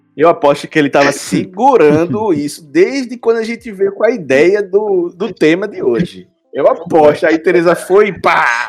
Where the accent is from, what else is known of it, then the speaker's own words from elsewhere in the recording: Recife, Pernambuco, Brazil; nós somos também de Recife